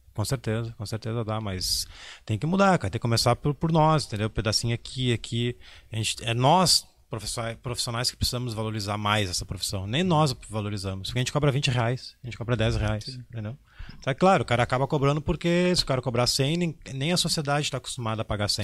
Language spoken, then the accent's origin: Portuguese; Porto Alegre, Rio Grande do Sul, Brazil; Eu, ah, infelizmente sou de Porto Alegre